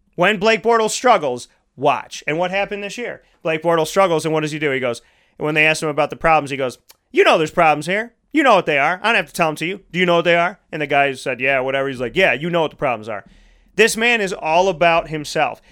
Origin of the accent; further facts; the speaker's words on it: Syracuse, New York, United States; I grew up here.